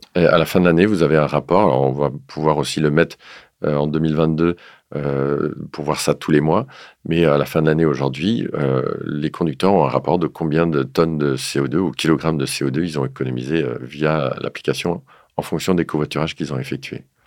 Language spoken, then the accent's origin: French; the North, northern France, France; je viens du Nord